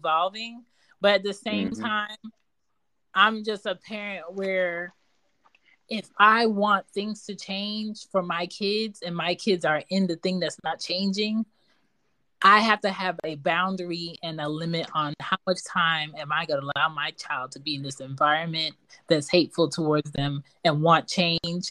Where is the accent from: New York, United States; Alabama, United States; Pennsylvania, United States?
Pennsylvania, United States; Philadelphia; moved away as an adult; now in the South, United States; I'm from Philly